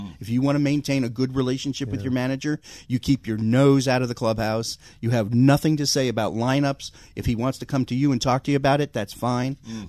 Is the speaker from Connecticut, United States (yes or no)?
yes; Connecticut, United States; moved away; I grew up in Connecticut, but my grandmother lived in the Bronx